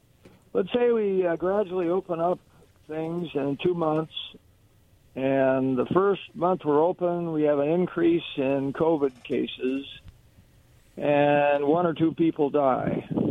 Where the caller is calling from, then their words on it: Kennewick, Washington, United States; This is … calling from Kennewick.